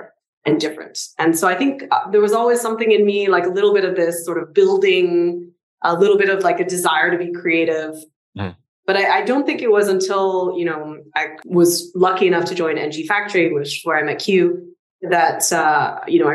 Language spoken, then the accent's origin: English; Singapore; I'm Singaporean and everything in Singapore is like 50 years old